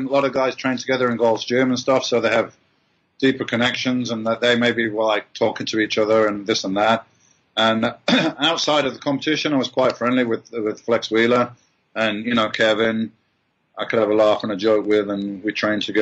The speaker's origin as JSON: {"language": "English", "town": "Birmingham", "region": "West Midlands", "country": "United Kingdom", "tie": "born or raised there", "said": "I'm this guy from Birmingham in England"}